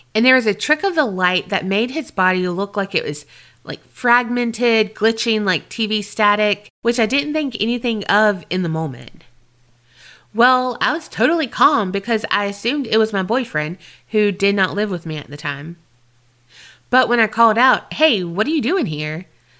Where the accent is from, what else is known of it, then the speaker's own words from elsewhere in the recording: Australia; I'm from Australia, and I've never heard an accent like yours